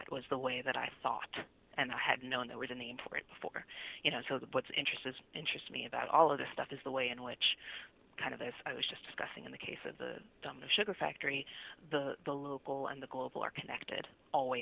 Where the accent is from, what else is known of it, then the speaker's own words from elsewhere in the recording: New York City, New York, United States; I'm from Brooklyn originally